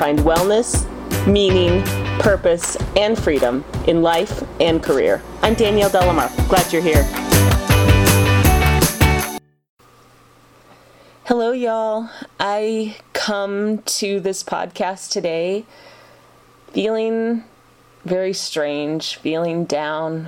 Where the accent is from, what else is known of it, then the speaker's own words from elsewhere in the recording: Utah, United States; I grew up in Utah